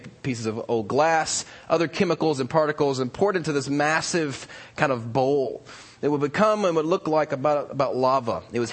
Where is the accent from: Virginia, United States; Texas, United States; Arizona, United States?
Virginia, United States; also born or lived in New York / California; now in Alabama, United States; I grew up in Virginia and went to school in New York and then out here in California. And now I'm in Alabama